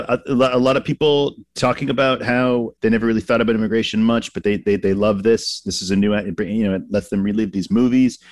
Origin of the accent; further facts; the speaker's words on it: Massachusetts, United States; I grew up in Massachusetts, so going in in Boston as a kid